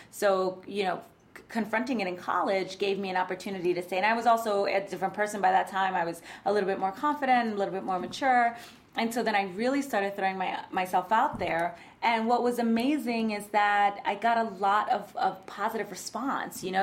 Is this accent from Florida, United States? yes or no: no; New York City, New York, United States; I am a native New Yorker, born and raised in the Bronx